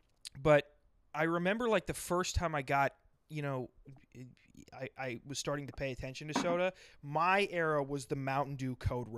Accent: South Dakota, United States; I was born and raised in South Dakota

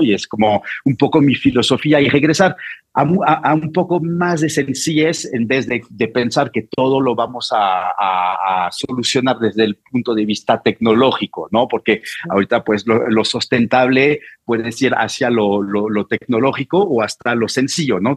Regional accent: Normandy, France; Spanish is a second language; moved away as an adult; now in Mexico City, Mexico; vengo de Normandía

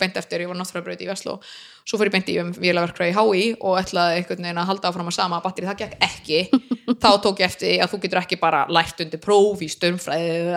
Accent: Iceland; moved away; ég er frá Íslandi

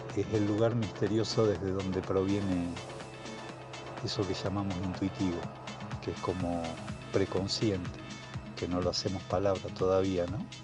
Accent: Villa Loíza, Santa Fe, Argentina; now in Rosario, Argentina; soy nacido en Villa Loíza, provincia de Santa Fe, y eh, actualmente vivo en Rosario

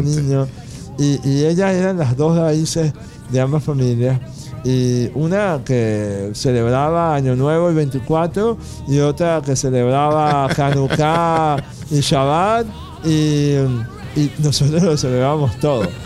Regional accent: Venezuela; me enseñó a querer a Venezuela

